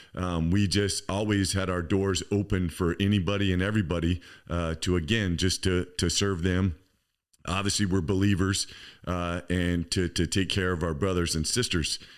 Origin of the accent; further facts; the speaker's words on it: Campbell, California, United States; I grew up in Campbell, um, which is right inside San Jose